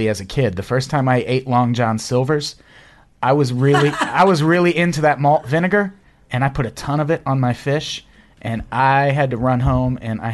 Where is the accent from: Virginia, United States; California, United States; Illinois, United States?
Illinois, United States; Peoria; I grew up in Peoria, Illinois